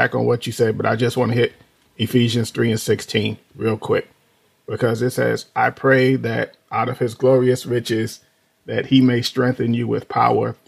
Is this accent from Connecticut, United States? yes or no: no; New York City, New York, United States; moved away as an adult; So we grew up in New York City. Both of us, you know, grew up in the projects. Me in the South Bronx